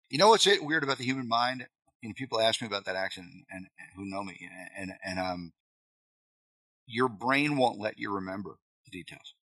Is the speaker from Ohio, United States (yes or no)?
no; Long Island, New York, United States; moved away as an adult; I grew up in Long Island, so that's where I'm from.